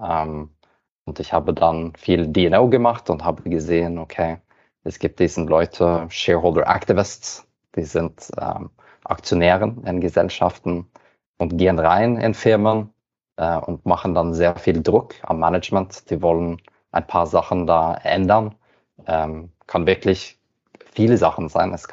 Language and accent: German; Norway; German is a second language; Wie du hörst, bin ich Norweger, deswegen muss ich immer mein Deutsch ein bisschen üben.